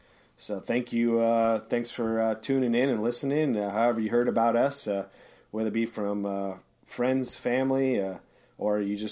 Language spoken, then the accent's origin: English; San Luis Obispo, California, United States; I come from San Luis Obispo, California.